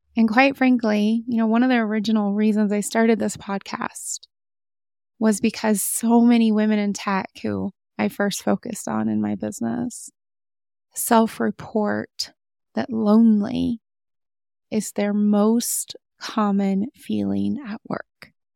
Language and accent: English; United States; As an American